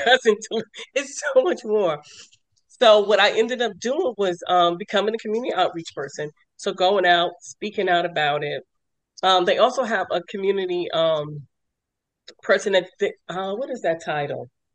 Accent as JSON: {"language": "English", "region": "New York", "country": "United States", "also_born_or_lived": "Lorton, Virginia", "moved": "yes", "lives_now": "Maryland, United States", "said": "I'm originally from New York"}